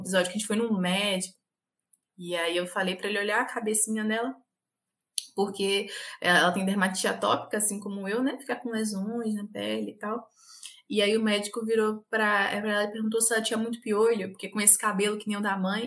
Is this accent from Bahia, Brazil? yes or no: yes; Ilhéus, Bahia, Brazil; sou baiana, do interior da Bahia, Ilhéus.